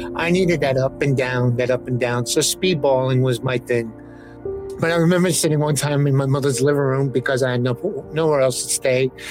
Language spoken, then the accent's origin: English; New York City, New York, United States; me growing up in the South Bronx where, where drugs, you know, were, were prevalent